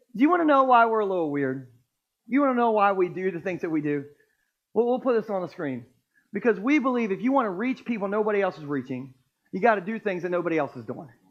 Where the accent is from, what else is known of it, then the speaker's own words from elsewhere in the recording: Millsboro, Delaware, United States; Growing up in Sussex County my whole life, I've actually always lived in Millsboro